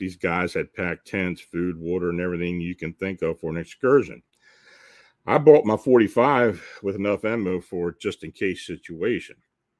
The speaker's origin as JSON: {"language": "English", "region": "California", "country": "United States", "tie": "born or raised there", "said": "I'm born and raised in the Bay Area, California, city life, in other words. I have never been camping."}